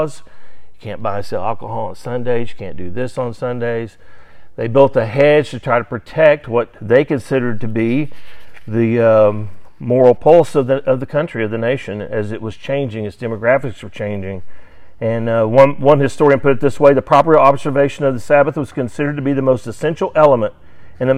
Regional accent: Sallisaw, Oklahoma, United States; I grew up in Salisaw, Oklahoma, which is just west of Fort Smith, Arkansas

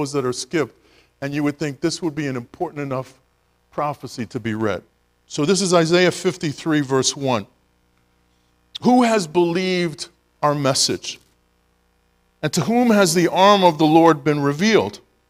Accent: New York City, New York, United States; the neighborhood that I grew up in Brooklyn, most of the people were Italian.

